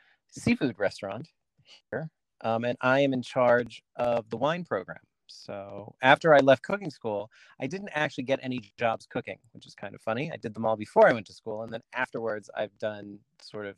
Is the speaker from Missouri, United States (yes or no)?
no; Cinnaminson, New Jersey, United States; moved away as an adult; also born or lived in Oberlin, Ohio; now in Los Angeles, United States; I am from Cinnaminson, New Jersey